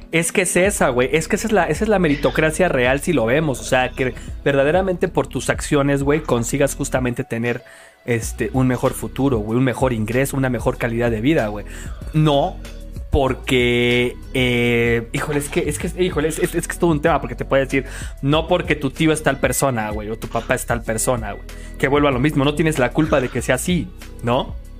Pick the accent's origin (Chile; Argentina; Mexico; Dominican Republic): Mexico; como mexicanos